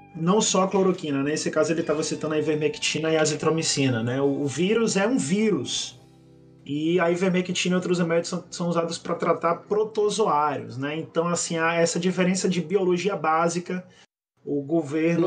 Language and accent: Portuguese; Brazil; Somos todos brasileiros.